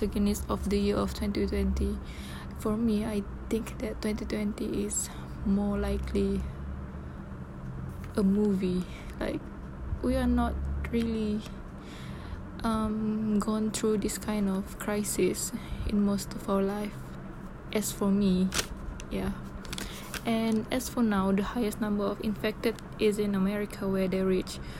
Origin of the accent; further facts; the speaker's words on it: Sabah, Malaysia; moved away as an adult; my hometown in Sabah